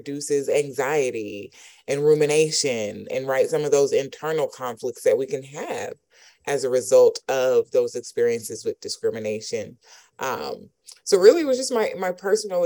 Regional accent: College Park, Georgia, United States; growing up in College Park, Georgia

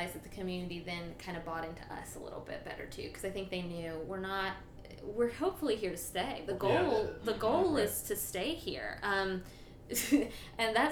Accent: Tallahassee, Florida, United States; moved away as an adult; also born or lived in Montgomery; now in Thomasville, United States; I grew up in Tallahassee

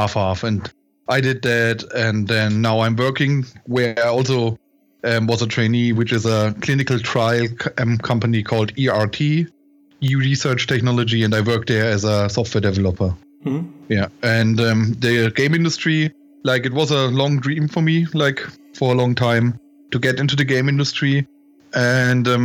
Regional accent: near Würzburg, Bavaria, Germany; I grew up in Germany in a small village, basically, near Würzburg

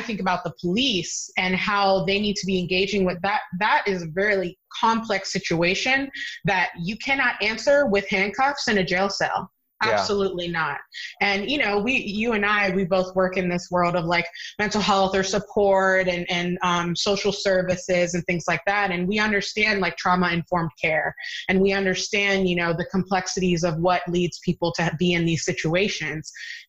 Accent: Virginia, United States; I'm from Virginia. Hello.

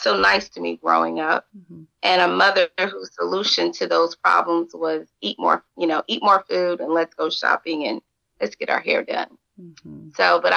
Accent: Atlanta, Georgia, United States; also born or lived in Albany, Georgia / Savannah, Georgia; So DeKalb County truly to me is where I grew up

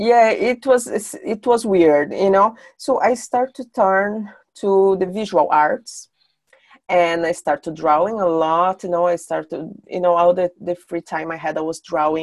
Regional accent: São Paulo, Brazil; English is a second language; moved away as an adult; also born or lived in south of Brazil / Iceland; now in Sweden; When I was a kid, I moved from my hometown. I'm from São Paulo

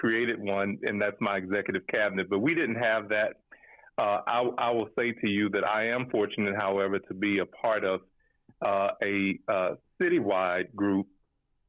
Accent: Louisiana, United States; moved away; I'm from Louisiana

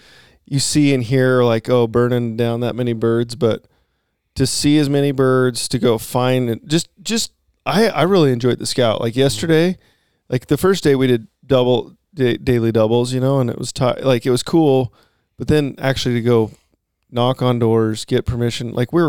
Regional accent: Oregon, United States; He said, where are you boys from? I said, Oregon.

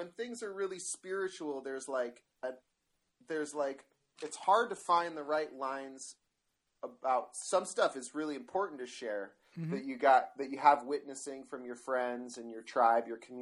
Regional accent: Marin County, California, United States; I'm a nature boy and I'm from Marin County

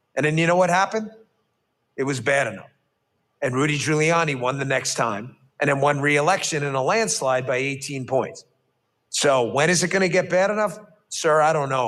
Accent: New York City, New York, United States; I grew up in New York City

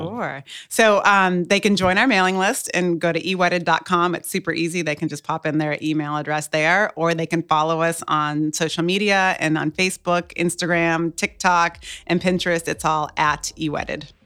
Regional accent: Cape Cod, Massachusetts, United States; also born or lived in Boston, Massachusetts; now in Hampton Roads, United States; I was born and raised on Cape Cod. Well, I was born in Boston, but raised in Cape Cod

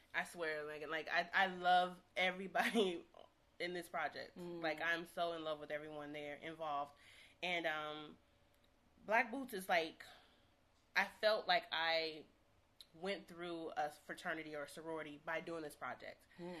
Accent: St. Louis, Missouri, United States; now in Los Angeles, United States; I'm from St. Louis

